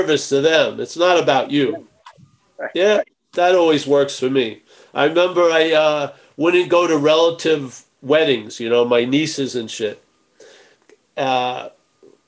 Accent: Long Island, New York, United States; moved away; I grew up in Long Island

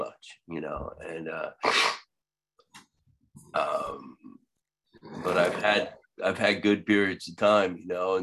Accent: Long Island, New York, United States; I'm from Long Island too.

